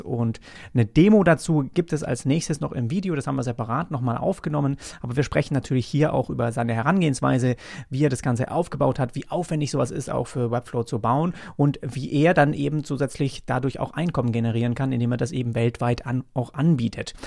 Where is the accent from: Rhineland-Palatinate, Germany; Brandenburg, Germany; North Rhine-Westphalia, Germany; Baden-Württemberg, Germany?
Baden-Württemberg, Germany; Großbettlingen; ich komme auch aus Nürtingen, also Großbettlingen, das ist ja in der Nähe, da bin ich cool, aufgewachsen.